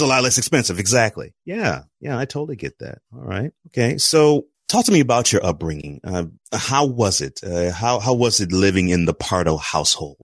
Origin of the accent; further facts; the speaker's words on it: Houston, Texas, United States; I grew up in Houston